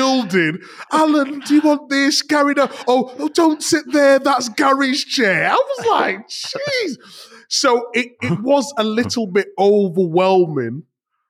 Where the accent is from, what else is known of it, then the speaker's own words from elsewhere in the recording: Leeds, Yorkshire and the Humber, United Kingdom; growing up in Leeds